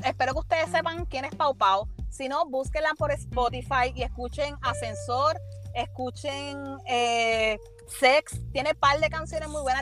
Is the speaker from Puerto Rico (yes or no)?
yes; Puerto Rico; como boricua